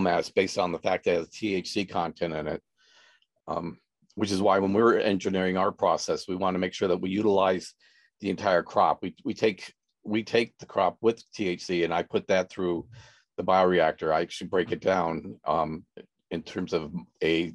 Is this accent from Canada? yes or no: no; California, United States; I'm from California, but my parents were farmers